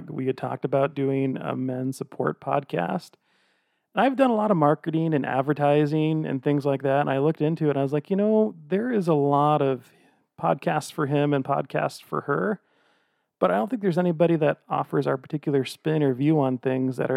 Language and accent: English; Old Lyme, Connecticut, United States; now in Salt Lake City, United States; even though I currently reside in and own a house in Salt Lake City, Utah, I am from a little town called Old Lyme, Connecticut.